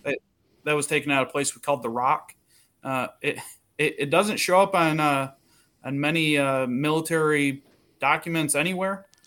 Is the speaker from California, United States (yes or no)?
no; Ludington, Michigan, United States; moved away as an adult; now in Saint Augustine, United States; I grew up in a real small tourist town in West Michigan